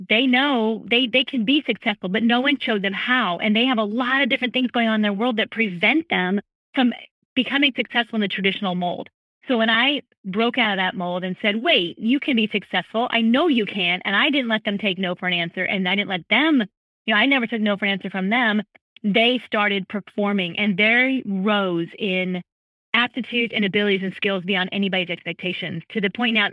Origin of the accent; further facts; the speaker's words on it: California, United States; now in Charleston, United States; I grew up in California